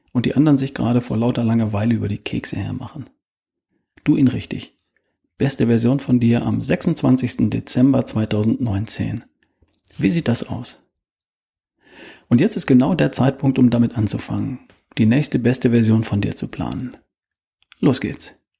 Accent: Germany; bei uns in Deutschland

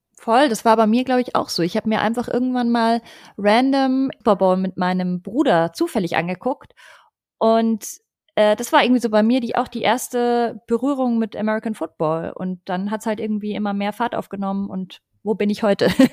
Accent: Munich, Bavaria, Germany; moved away; ich bin ja ursprünglich aus München

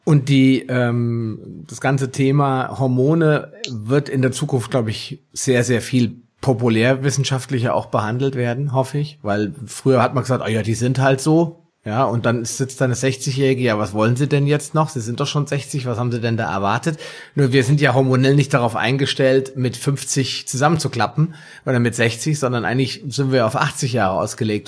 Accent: Germany; bei uns in Deutschland

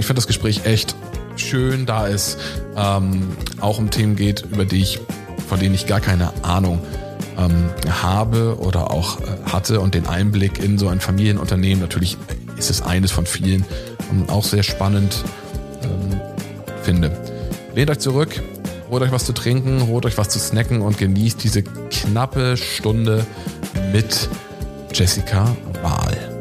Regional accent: Northern Germany, Germany; ich komme aus dem Norden

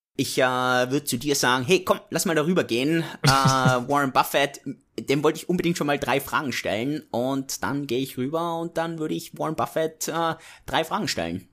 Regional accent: Innsbruck, Tyrol, Austria; Ich komme aus Innsbruck, aus den Bergen

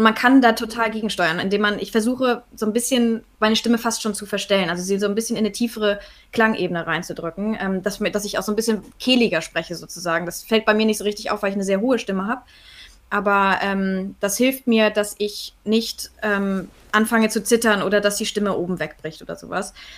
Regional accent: Northern Germany, Germany; ich komme aus Norddeutschland

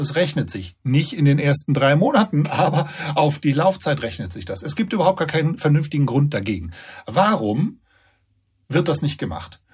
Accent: Germany; bei uns in Deutschland

